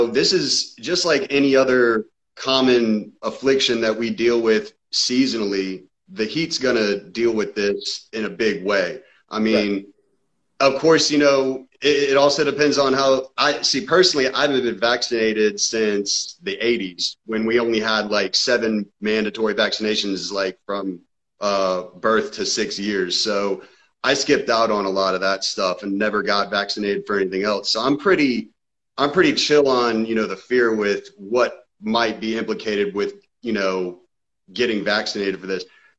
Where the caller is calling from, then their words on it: Georgia, United States; I'm calling from Georgia.